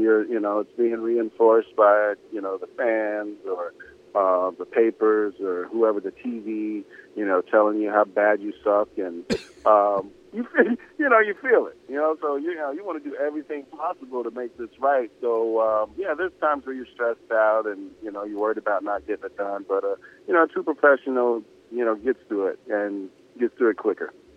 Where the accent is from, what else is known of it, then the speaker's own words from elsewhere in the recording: the South, United States; I'm from the South